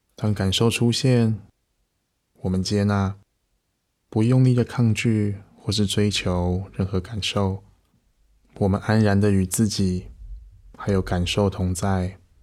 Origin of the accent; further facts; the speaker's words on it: Taiwan; 我们甚至在台湾这个小岛上